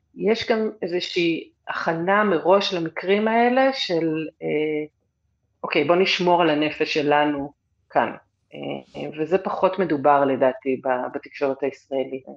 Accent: Israel; moved away

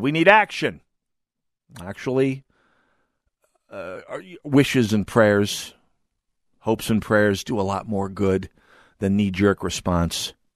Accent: Jamestown, North Dakota, United States; now in Minnesota, United States; my hometown of Jamestown, North Dakota

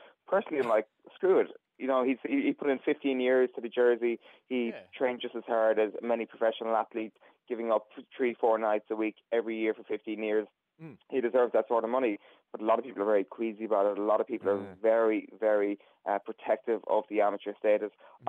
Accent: County Kerry, Munster, Ireland; I'm from County Kerry.

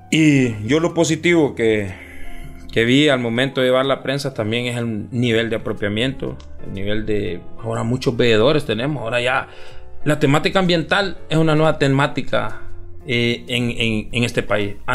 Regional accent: Olancho, Honduras; now in Tegucigalpa, Honduras; yo, soy de, del área rural {S0} del {S255} país.

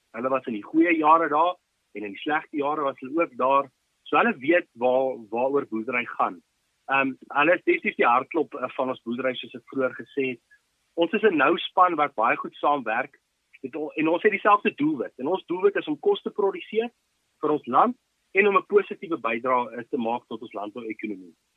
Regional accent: Ermelo, Mpumalanga, South Africa; also born or lived in Potchefstroom; ek is gebore in Ermelo en ek het hier so groot geword.

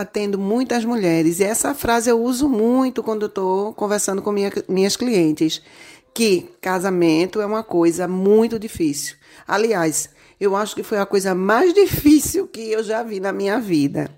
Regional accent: Jaboatão dos Guararapes, Pernambuco, Brazil; sou aqui de Jaboatão dos Guararapes, Pernambuco

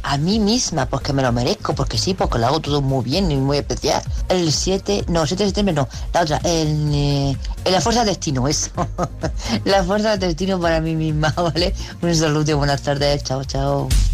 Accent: Murcia, Region of Murcia, Spain; Soy de Murcia

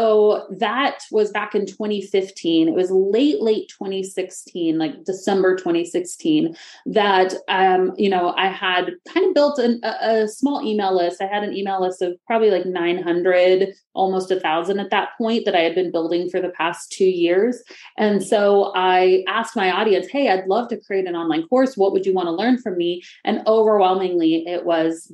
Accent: Missouri, United States; also born or lived in Florida; I grew up in Missouri, but I moved to Florida after college or after high school for college

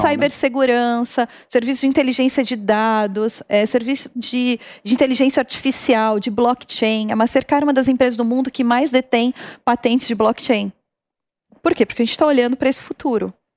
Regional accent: São Caetano do Sul, São Paulo, Brazil; saí lá de São Caetano

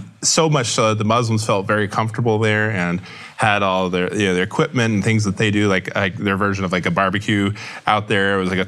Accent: Houston, Texas, United States; Growing up in Houston, we had a woman and her husband and family move out from California to Houston

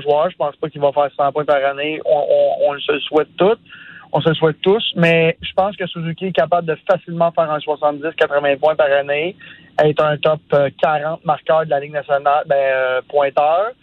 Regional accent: Sainte-Martine, Quebec, Canada; first language French; Moi, je viens de Sainte-Martine, un petit village à 45 minutes de Montréal

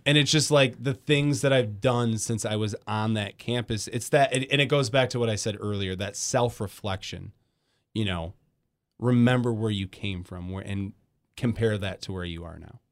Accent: Grand Rapids, Michigan, United States; moved away as an adult; also born or lived in Iowa / Battle Creek; now in Kalamazoo, United States; I'm from West Michigan, grew up in Grand Rapids.

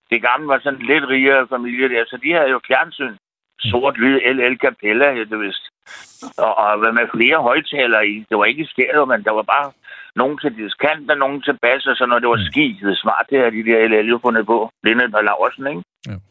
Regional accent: Frederiksberg, Capital Region of Denmark, Denmark; now in Nykøbing Falster, Denmark; Nu er jeg vokset op på Frederiksberg, og jeg har gået på Gottesvejens skole, ikke?

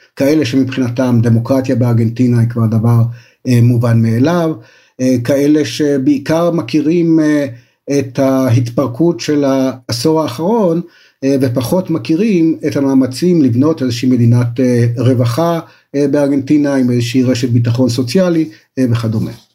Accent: Israel

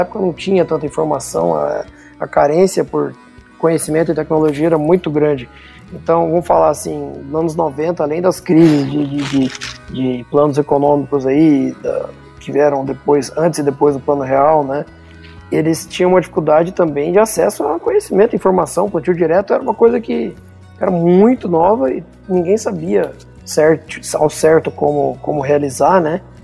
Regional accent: Rio Verde, Goiás, Brazil; also born or lived in Piracicaba; estou aqui em Rio Verde trabalhando no negócio da família desde 2008, janeiro de 2008. Estou fazendo aí mais de 12 anos já que voltei para casa.

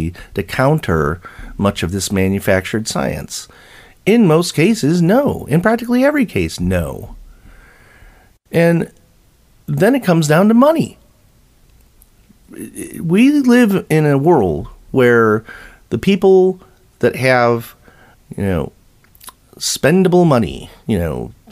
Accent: United States; as American citizens

